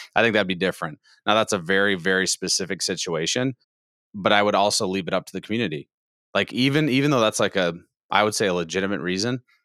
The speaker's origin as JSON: {"language": "English", "region": "Iowa", "country": "United States", "moved": "yes", "lives_now": "Texas, United States", "said": "I'm not originally a Texan. I'm from Iowa"}